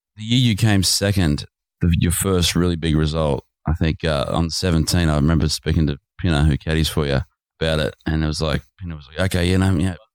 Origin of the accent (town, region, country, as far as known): Australia